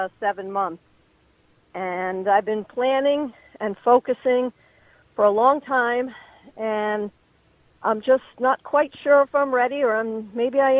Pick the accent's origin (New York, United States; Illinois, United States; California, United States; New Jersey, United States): New York, United States; I'm from New York, but I'm in Florida right now looking at property